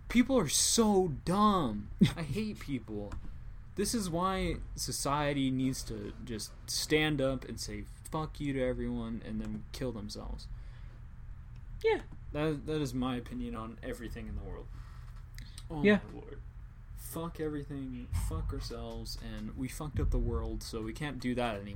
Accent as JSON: {"language": "English", "region": "Washington", "country": "United States", "said": "it's like I'm from Washington."}